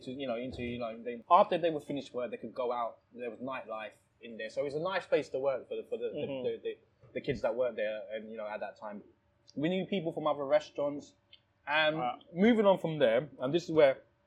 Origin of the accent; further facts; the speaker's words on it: Thailand; now in United Kingdom; I was born in Thailand. Yeah. I was born in Thailand